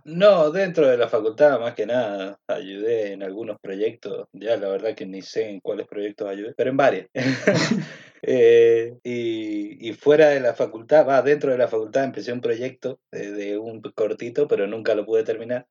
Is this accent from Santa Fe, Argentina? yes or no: no; Mendoza, Argentina; soy mendocino. Nací